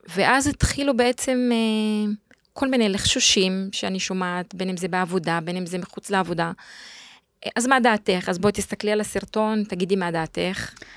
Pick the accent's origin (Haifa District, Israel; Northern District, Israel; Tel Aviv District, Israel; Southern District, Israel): Northern District, Israel; Jadeidi-Makr; moved away; אני גדלתי בצפון, בכפר ג'דיידה, ליד עכו